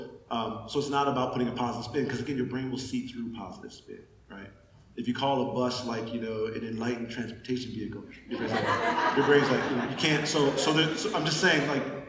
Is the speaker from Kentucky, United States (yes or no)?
no; Pontiac, Michigan, United States; I grew up in Pontiac, Michigan, very rough town